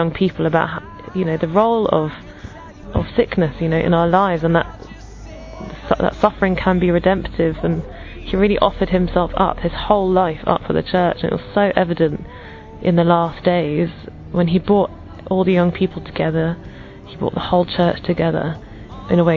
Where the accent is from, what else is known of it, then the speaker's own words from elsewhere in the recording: England, United Kingdom; I'm from England